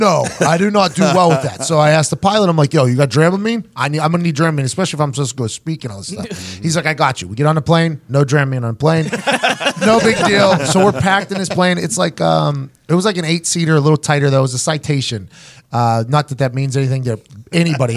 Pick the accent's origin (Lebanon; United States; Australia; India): United States; Pittsburgh, Pennsylvania; I'm from Pittsburgh